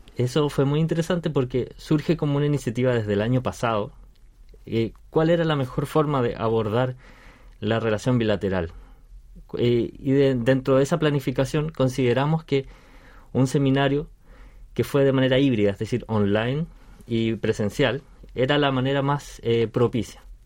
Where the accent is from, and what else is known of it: Chile; moved away as an adult; now in South Korea